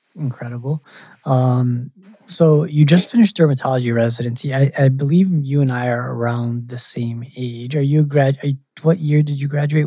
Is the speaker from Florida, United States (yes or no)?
no; Michigan, United States; I'm from Michigan